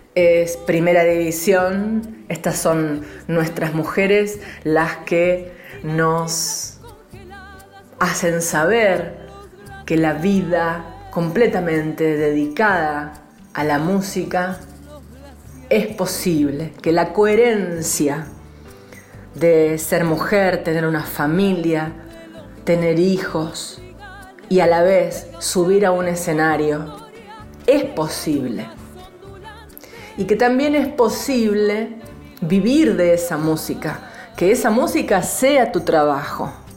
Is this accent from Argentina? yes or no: no; Colombia; compositora colombiana